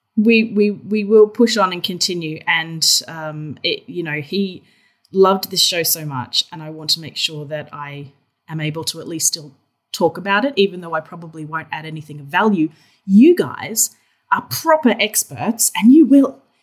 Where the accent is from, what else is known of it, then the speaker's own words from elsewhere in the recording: Australia; accent: Australian; I'm obviously Australian, if the accent didn't give it away